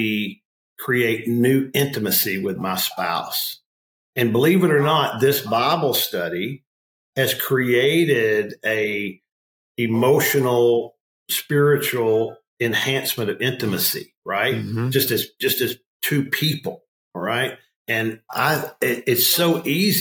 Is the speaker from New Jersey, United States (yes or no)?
no; Arkansas, United States; I grew up in Arkansas